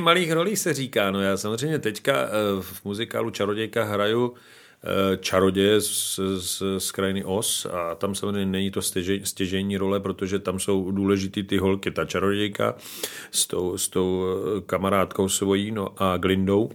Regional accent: Slovakia; now in Czech Republic; jsem samozřejmě ze Slovenska, z Tater

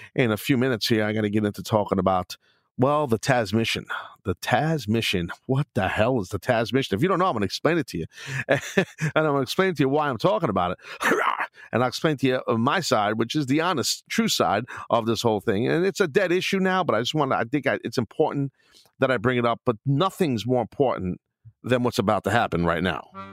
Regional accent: New York City, New York, United States; also born or lived in Queens; I'm a New York City guy, and, you know, growing up in Brooklyn, living in Queens, and living in Brooklyn

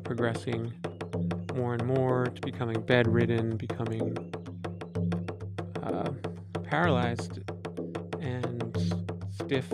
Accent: Philadelphia, Pennsylvania, United States; I grew up in Philadelphia, Pennsylvania

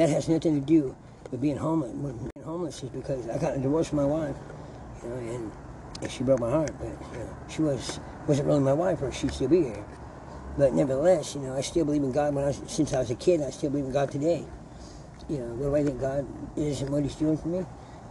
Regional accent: San Bernardino, California, United States; I was born in St. Bernardino's Hospital, and my childhood was great, because I grew up in here in San Bernardino

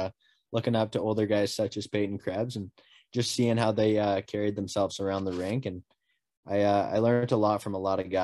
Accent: Abbotsford, British Columbia, Canada; moved away; I'm from Abbotsford, British Columbia. I played for the Abbotsford Minor Hockey Association growing up

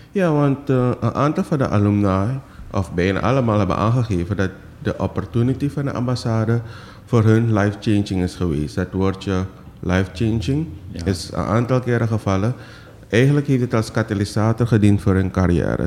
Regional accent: Suriname; hoe kijken wij als Surinamers

